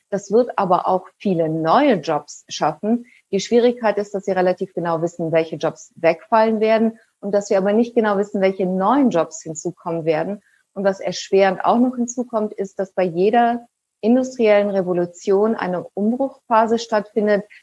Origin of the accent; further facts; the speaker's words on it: Germany; Ja, ich bin ja auch in Deutschland groß geworden, also mit einem relativen Sicherheitsdenken